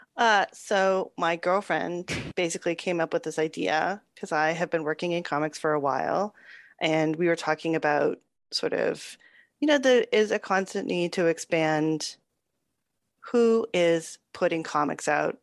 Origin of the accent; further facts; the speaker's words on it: Toronto, Ontario, Canada; growing up in Toronto